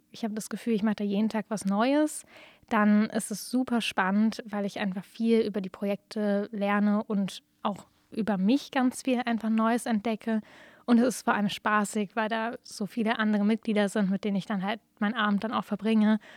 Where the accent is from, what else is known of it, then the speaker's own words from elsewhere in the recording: Berlin, Germany; now in Jena, Germany; Also ich komme eigentlich ursprünglich aus Berlin und dann konnte ich mich nicht so richtig entscheiden, wo ich hin möchte.